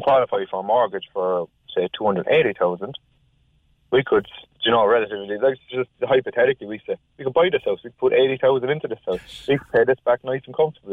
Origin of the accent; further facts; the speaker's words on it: Cork, Munster, Ireland; also born or lived in Galway; now in Cork, Ireland; I'm from from Cork